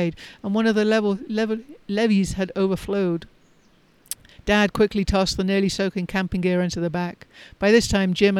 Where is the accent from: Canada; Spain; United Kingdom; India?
United Kingdom; England; moved away as an adult; also born or lived in London; now in United States; I left England. I left my small town to study languages and migration patterns in London